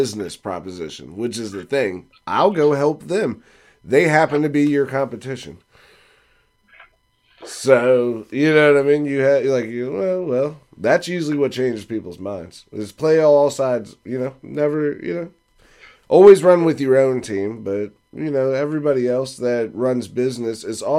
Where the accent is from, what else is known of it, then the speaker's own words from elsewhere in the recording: Fredericksburg, United States; we're from Fredericksburg. We know all about rivers